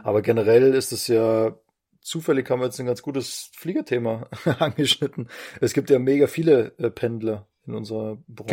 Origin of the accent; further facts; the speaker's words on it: Bavaria, Germany; moved away; also born or lived in Vienna; jetzt bin ich ja gerade in Wien. Also ich bin jetzt als Bayer.